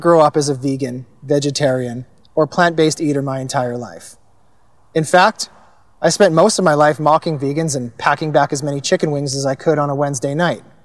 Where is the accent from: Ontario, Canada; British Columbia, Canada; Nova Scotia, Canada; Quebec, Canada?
British Columbia, Canada; Kelowna; also born or lived in Langley, British Columbia / Cloverdale, British Columbia; I was born in Langley and I grew up in an upper middle class family. Attended private school in Cloverdale until we moved to Kelowna when I was in grade five. I then continued in private school until graduation